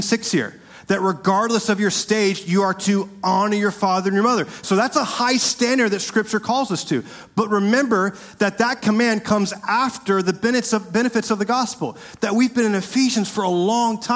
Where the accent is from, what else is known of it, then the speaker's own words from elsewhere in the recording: Winter Park, Florida, United States; growing up in Winter Park, my dad taught me